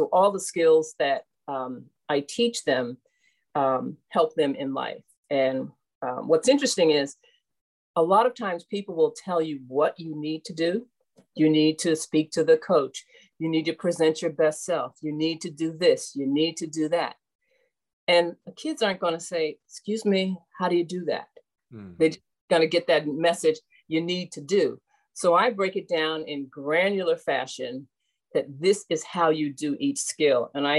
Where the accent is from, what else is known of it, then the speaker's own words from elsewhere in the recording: Cleveland, Ohio, United States; So I grew up in Cleveland as well. So at Forest City Tennis